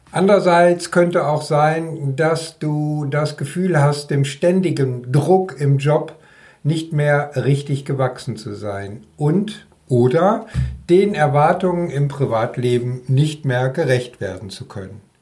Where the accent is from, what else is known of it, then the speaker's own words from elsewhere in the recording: North Rhine-Westphalia, Germany; wohne seit vielen Jahren im Land zwischen den Meeren. Ja, also in Schleswig-Holstein, auch wenn ich ein Kind des Ruhrgebiets bin.